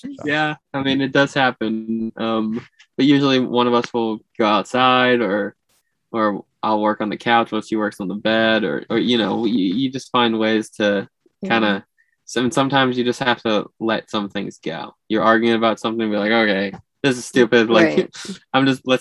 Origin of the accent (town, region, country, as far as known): Florida, United States